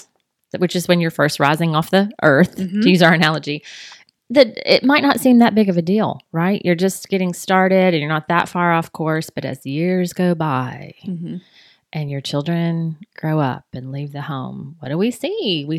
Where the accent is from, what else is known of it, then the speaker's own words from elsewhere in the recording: England, United Kingdom; We're both English people, Bonnie.